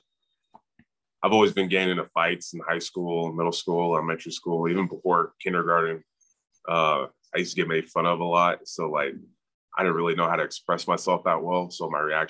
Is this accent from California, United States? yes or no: yes; Antioch, California, United States; also born or lived in San Jose, California; I grew up in Antioch, California. I was born in San Jose.